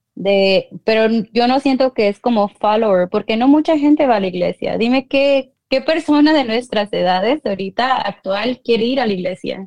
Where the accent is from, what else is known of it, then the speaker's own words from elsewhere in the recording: Guanajuato, Mexico; yo soy de Guanajuato